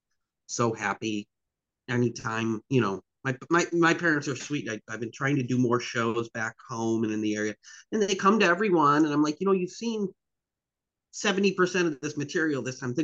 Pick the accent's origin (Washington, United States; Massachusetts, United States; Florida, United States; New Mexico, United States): Massachusetts, United States; the Berkshires, Western; I grew up in the Berkshires, in Western Mass